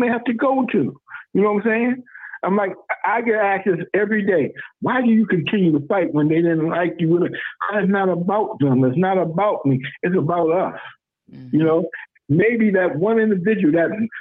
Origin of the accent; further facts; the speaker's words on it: Lackawanna, New York, United States; also born or lived in South Carolina; being a city councilman for where I grew up